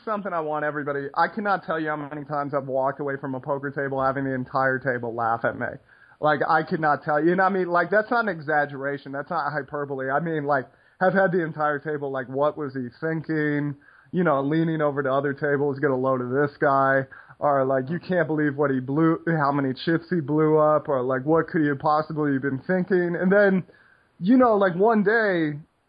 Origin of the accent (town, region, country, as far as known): United States